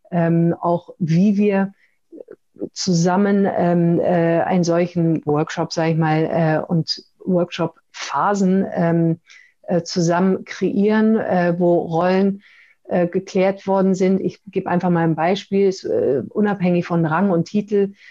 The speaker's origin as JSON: {"language": "German", "country": "Pakistan", "tie": "born there", "said": "Ich bin in Pakistan geboren, obwohl in einer deutschen Familie."}